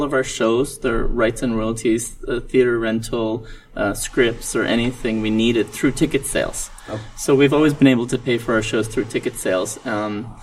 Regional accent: Montreal, Quebec, Canada; moved away as an adult; also born or lived in Mumbai, India; now in South Korea; So, I was originally born in Mumbai, India, but we moved to Montreal, Canada when I was a little boy. So, I grew up in Montreal, Canada

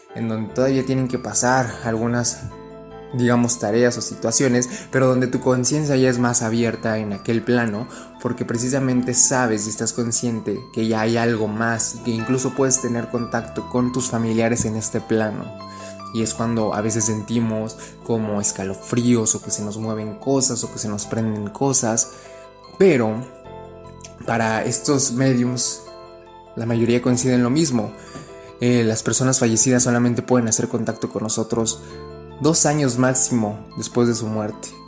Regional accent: Mexico; Yo que soy mexicano, pero vivo en la frontera

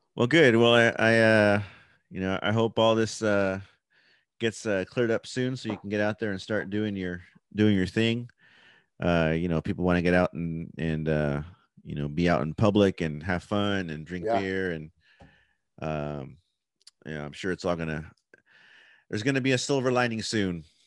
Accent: Oxnard, California, United States; I'm from Oxnard

